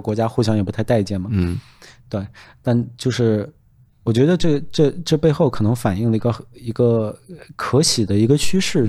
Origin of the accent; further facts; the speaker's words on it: China; 我们中国人可能看中文电影都会